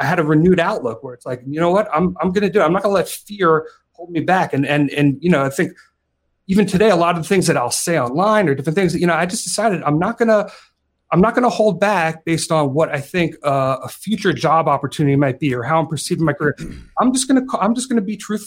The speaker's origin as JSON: {"language": "English", "region": "New York", "country": "United States", "moved": "as an adult", "lives_now": "Michigan, United States", "said": "I'm a New Yorker, you know, I'm a New Yorker originally, and I'd been in New York for just about all my life"}